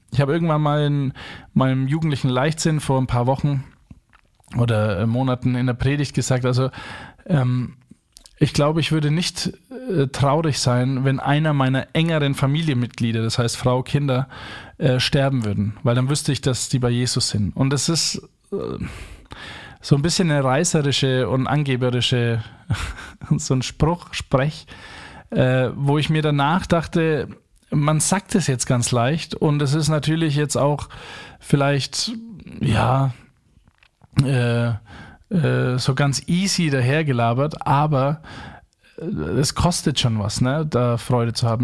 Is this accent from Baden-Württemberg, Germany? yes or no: no; Franconia, Bavaria, Germany; accent: Franconian; Erstens bin ich Franke in Neubrandenburg, da spricht ja keine Sau Fränkisch